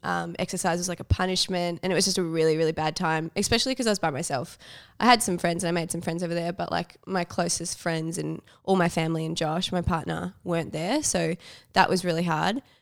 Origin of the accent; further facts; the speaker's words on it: Melbourne, Victoria, Australia; also born or lived in New York; I grew up in Melbourne